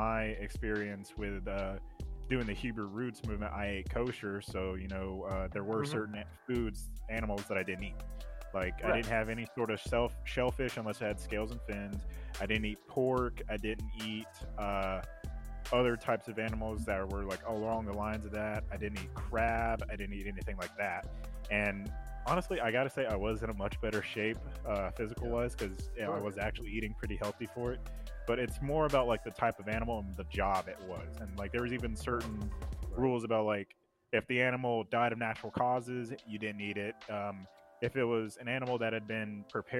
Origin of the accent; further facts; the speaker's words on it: Alabama, United States; growing up in Alabama